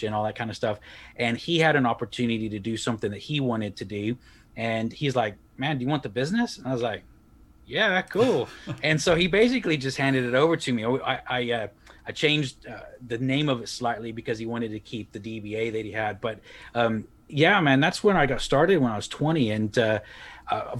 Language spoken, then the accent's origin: English; Texas, United States; moved away as an adult; also born or lived in Republic of Ireland; now in Leeds, United Kingdom; I'm originally from Texas